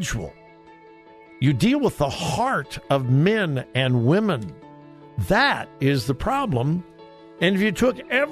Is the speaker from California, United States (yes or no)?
yes; Los Angeles, California, United States; also born or lived in Missouri; now in Columbus, United States; I grew up in Southern California.